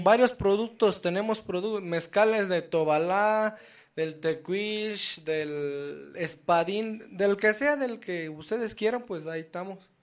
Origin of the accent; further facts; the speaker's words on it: San Miguel del Valle, Oaxaca, Mexico; nosotros somos de Oaxaca